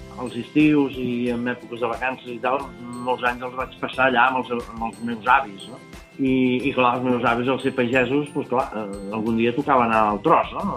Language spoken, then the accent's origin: Catalan; Montblanc, Catalonia, Spain; jo soc de Montblanc